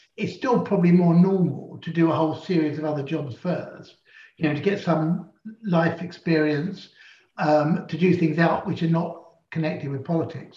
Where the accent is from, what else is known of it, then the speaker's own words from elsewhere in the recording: London, United Kingdom; also born or lived in Shepherd's Bush; I was born in Parsons Green down in Fulham. And indeed, I'm the sort of fourth generation of my family to grow up in Fulham